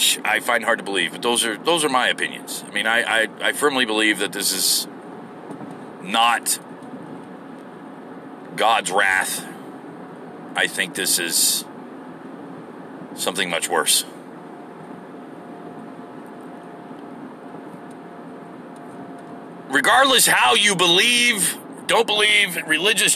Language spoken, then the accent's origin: English; United States; what I am is an American